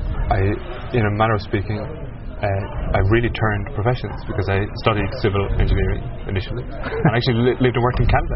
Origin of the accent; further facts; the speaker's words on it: Cork, Munster, Ireland; living in Cork, growing up in Cork